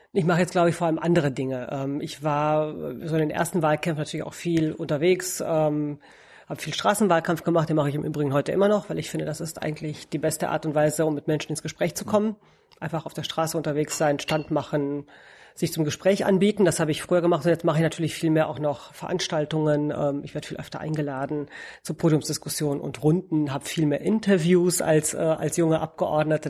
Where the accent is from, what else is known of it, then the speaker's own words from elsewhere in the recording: Romania; also born or lived in Münster, Germany; now in Berlin, Germany; Ich komme aus Rumänien eigentlich